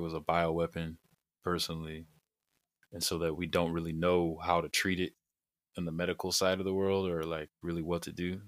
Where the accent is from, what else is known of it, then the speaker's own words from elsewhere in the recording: California, United States; also born or lived in Arizona / Jamaica; growing up in California